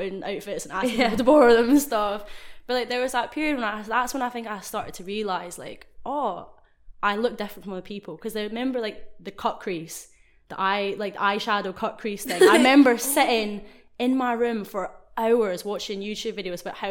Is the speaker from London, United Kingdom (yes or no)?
no; Scotland, United Kingdom; moved away as an adult; also born or lived in Japan / Oxford; growing up in Scotland, half Japanese